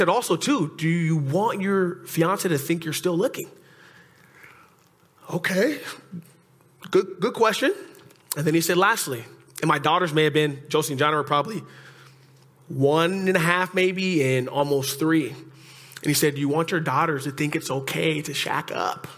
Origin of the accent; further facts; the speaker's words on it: Oxnard, California, United States; also born or lived in Camarillo, California; I'm from Oxnard.